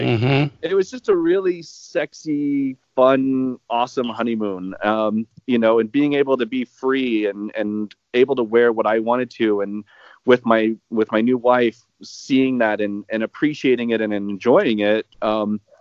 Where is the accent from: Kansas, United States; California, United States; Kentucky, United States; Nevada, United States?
Kansas, United States; I live in Kansas. I grew up in Kansas. I'm in the Kansas City area.